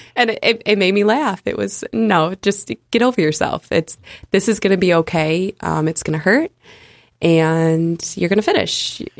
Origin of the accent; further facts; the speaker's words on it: United States; I'm from America